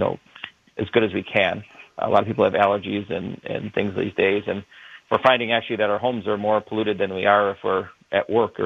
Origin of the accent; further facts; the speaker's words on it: Burlington, Wisconsin, United States; I grew up in Burlington